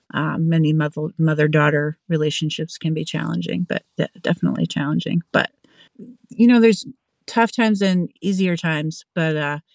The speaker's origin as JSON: {"language": "English", "region": "Pennsylvania", "country": "United States", "also_born_or_lived": "Massachusetts / North Carolina", "moved": "yes", "lives_now": "Vermont, United States", "said": "But yeah, I'm not originally from Vermont. I'm originally from Pennsylvania, and I moved around a bunch growing up and landed here in Vermont when I was in my 20s and just kind of stuck around."}